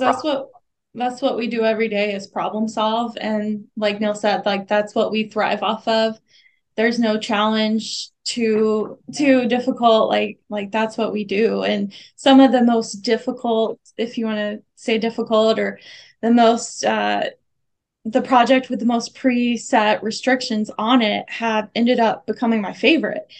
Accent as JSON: {"language": "English", "region": "the South", "country": "United States", "moved": "as an adult", "said": "I'm from the South"}